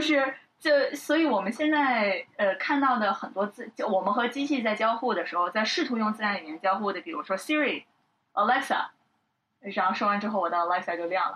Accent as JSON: {"language": "Chinese", "country": "China", "said": "我们作为中国人"}